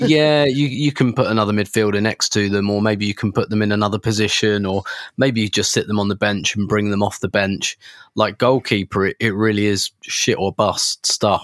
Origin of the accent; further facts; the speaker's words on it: England, United Kingdom; I'm English